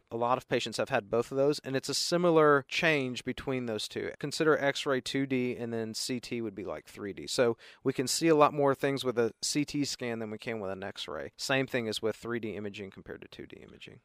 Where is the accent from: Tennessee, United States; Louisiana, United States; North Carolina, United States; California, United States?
Tennessee, United States; Chattanooga; moved away as an adult; also born or lived in Boston, Massachusetts / Memphis, Tennessee / Baltimore, Maryland; I'm from Chattanooga originally